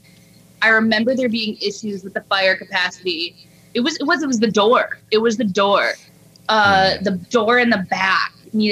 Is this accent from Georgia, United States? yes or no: no; Grand Rapids, Michigan, United States; moved away; going back to Grand Rapids because it gives me like a piece of home